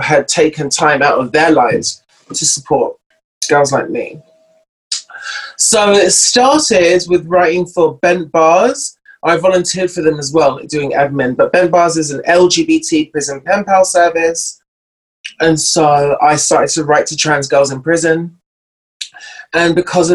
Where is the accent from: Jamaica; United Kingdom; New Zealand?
United Kingdom; London; moved away as an adult; I'm from North London, born and raised.